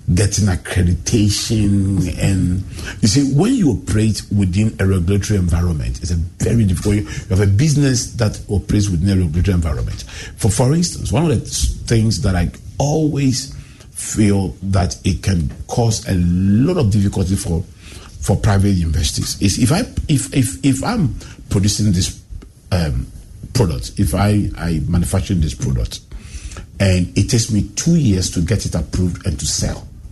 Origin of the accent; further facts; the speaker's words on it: Accra, Greater Accra, Ghana; I grew up in Adabraka and I started school in O'Reilly